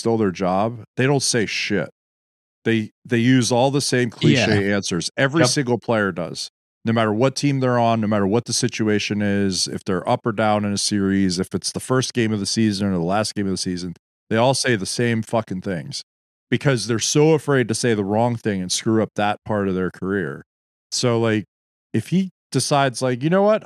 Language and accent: English; United States; As American fans